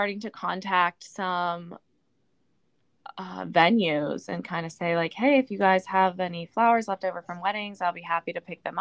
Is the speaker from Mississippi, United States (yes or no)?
no; Pittsburgh, Pennsylvania, United States; moved away as an adult; now in San Diego, United States; I grew up in Pittsburgh my whole life